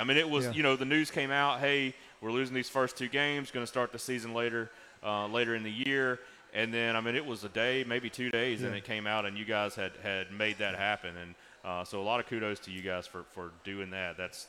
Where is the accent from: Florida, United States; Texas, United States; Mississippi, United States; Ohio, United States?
Mississippi, United States; Laurel; I'm from Laurel, as you said, Laurel. That's how we say it.